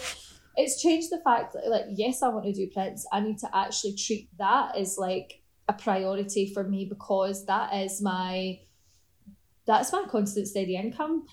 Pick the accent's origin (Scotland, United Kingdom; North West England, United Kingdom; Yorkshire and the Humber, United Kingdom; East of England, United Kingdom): Scotland, United Kingdom; moved away; I'm from Scotland, because we still all speak English